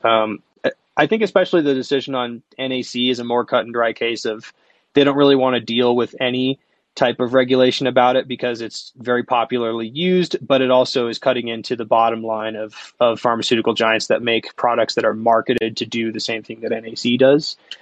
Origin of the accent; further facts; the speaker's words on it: Seattle, Washington, United States; I'm from Wa- Seattle